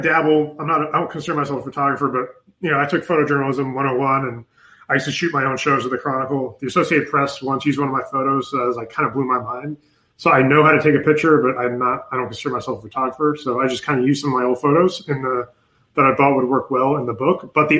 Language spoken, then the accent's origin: English; New York, United States; also born or lived in Pennsylvania; But I'm originally from New York too. Like, yes, another thing we have in common. And then when we moved from New York, we moved to Pennsylvania, a little town for like maybe a year or half a year.